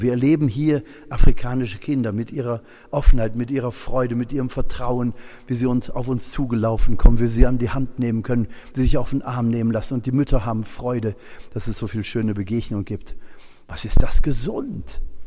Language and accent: German; Germany; Wir als Deutsche